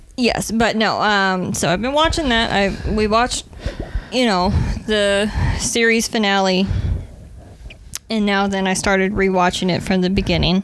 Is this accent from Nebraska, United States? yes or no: yes; Nebraska, United States; moved away; the Red Green Show was aired on our PBS station back in my hometown, Nebraska